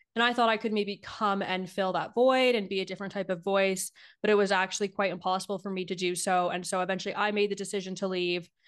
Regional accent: Niagara region, Ontario, Canada; also born or lived in Ottawa; I worked at a newspaper in my hometown in the Niagara region

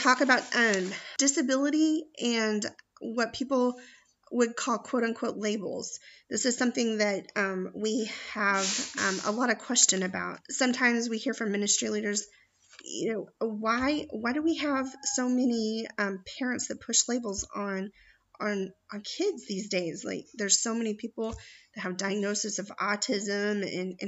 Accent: Springfield, Missouri, United States; in my hometown of Springfield, Missouri

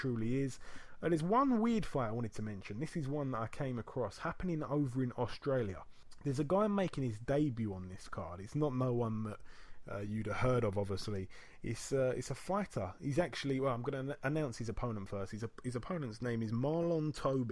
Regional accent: United Kingdom; being a Brit

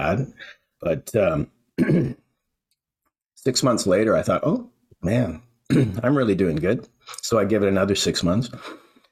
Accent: Vancouver Island, British Columbia, Canada; moved away as an adult; also born or lived in Alberta / Edmonton; I grew up on Vancouver Island in a small town in a just Vancouver Island's in British Columbia in Canada

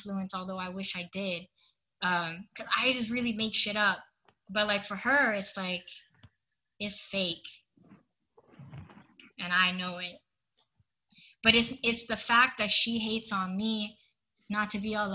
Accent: Hawaii, United States; I'm from Hawaii

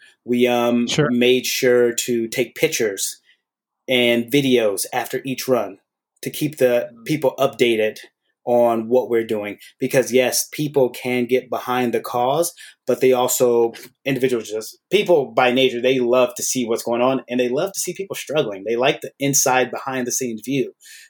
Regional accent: Oakland, California, United States; I grew up in the Oakland Bay Area area.

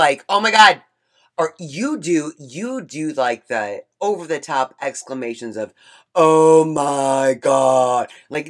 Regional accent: Michigan, United States; From my home state of Michigan.

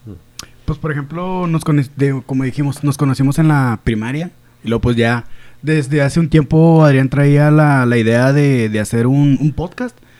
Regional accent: Mexico; moved away; also born or lived in Las Aztecas; También soy aquí de la Mechoro Campo

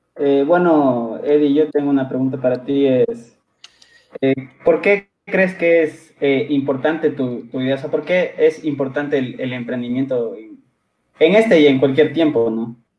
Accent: Quito, Pichincha, Ecuador; soy originario de Quito

